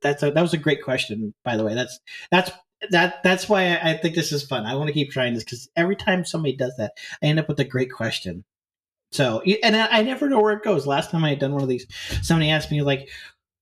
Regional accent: St. Louis, Missouri, United States; moved away; also born or lived in Northern Iowa; I grew up, I grew up around St. Louis, but I moved away to St. Louis for a little while. I moved to Northern Iowa

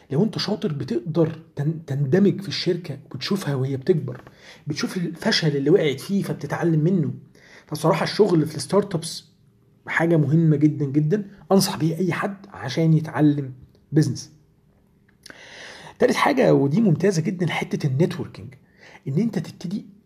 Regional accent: Egypt; يعني عندنا وقت في يومنا كمصريين بيضيع كتير جدا

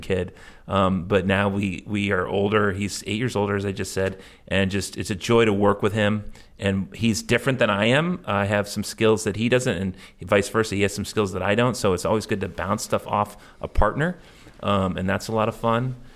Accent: Cape Cod, Massachusetts, United States; I grew up in the Cape, going offshore

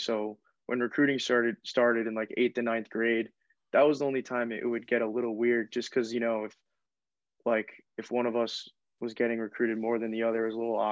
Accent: Rye, New York, United States; I'm from Rye, New York. Lived there my entire life. Went to Rye High School

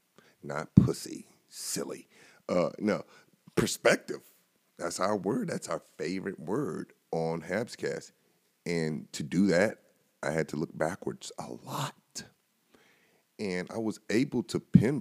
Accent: North Carolina, United States; moved away as an adult; also born or lived in Buffalo, New York; I'd seen snow growing up in North Carolina

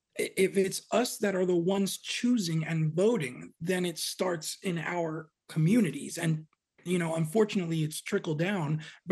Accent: Hoboken, New Jersey, United States; also born or lived in West Coast; And I'm actually a Jersey boy myself. I was born in Hoboken, New Jersey.

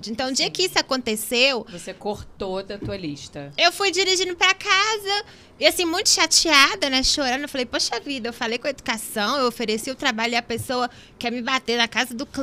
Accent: Brazil; a gente, como brasileira, a gente quer ajudar alguém do nosso país também.

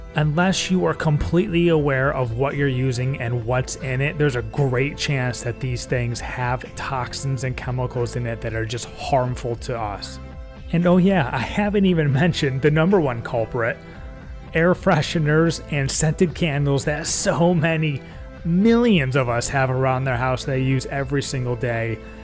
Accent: Binghamton, New York, United States; now in North Carolina, United States; I grew up in the Binghamton, New York area, which is the home of IBM

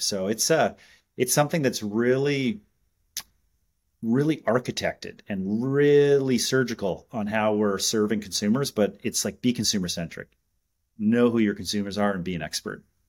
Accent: Montreal, Quebec, Canada; growing up in Canada, um, I and born in Montreal

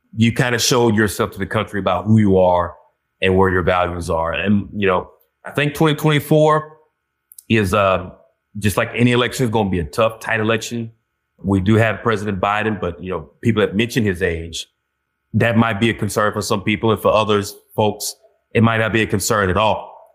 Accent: Georgia, United States; moved away as an adult; now in Boston, United States; me still being from Georgia

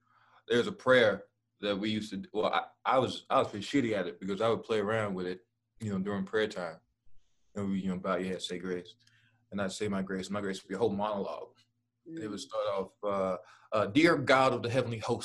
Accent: Dallas, Texas, United States; I'm from Dallas.

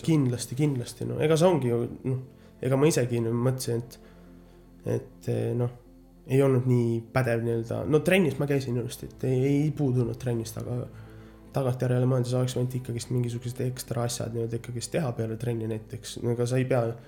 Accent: Märjamaa, Rapla County, Estonia; now in United States; sündisin Raplas, aga no kasvanud olen ikkagist Märjamaal

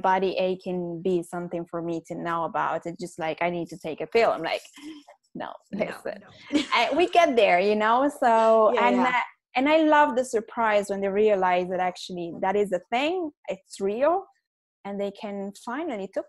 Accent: Milan, Lombardy, Italy; moved away as an adult; now in London, United Kingdom; I grew up in Milan

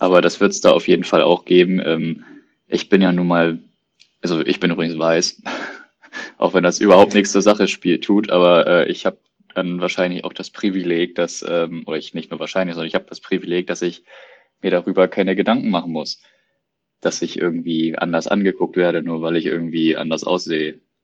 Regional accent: Germany; als Deutscher

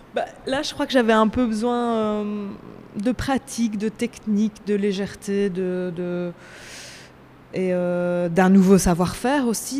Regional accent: Belgium; Je viens de Belgique

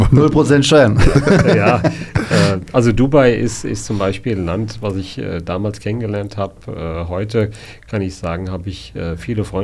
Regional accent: Hanau, Hesse, Germany; Ich bin gebürtiger Hanauer.

